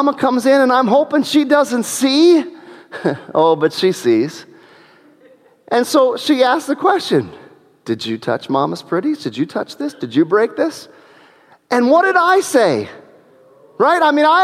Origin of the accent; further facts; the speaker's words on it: New Middletown, Ohio, United States; We lived in New Middletown, Ohio at the time, and I remember that first house that we lived